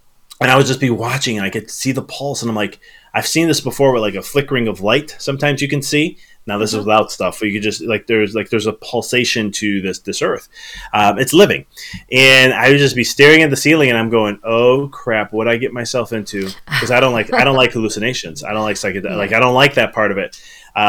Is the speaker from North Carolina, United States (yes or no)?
no; Chicago, Illinois, United States; moved away; I was originally from Chicago